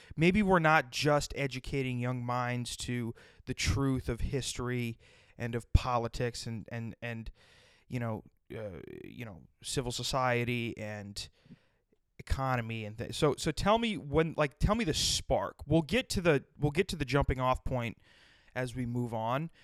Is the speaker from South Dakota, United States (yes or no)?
yes; South Dakota, United States; I grew up in South Dakota